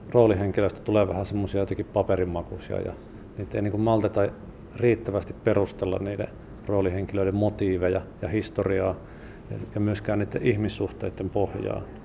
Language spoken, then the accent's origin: Finnish; Sonkajärvi, North Savo, Finland; now in Helsinki, Finland; Sonkajärvi on kotikunta ja sieltä Sukevan kyliltä on, olen kotoisin